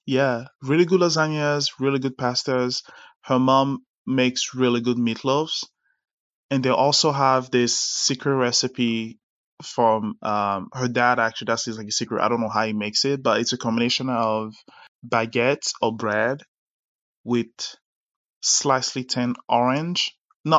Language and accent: English; Abidjan, Côte d’Ivoire; born there; because I was born in Abidjan. I was born in Côte d'Ivoire.